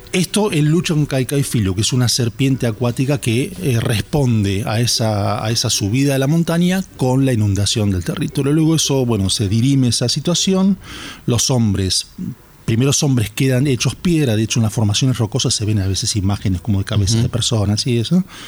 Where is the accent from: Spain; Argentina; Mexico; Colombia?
Argentina; Bahía Blanca, Buenos Aires Province; soy de Bahía Blanca, laburé mucho con, con agrupaciones indígenas en Bahía Blanca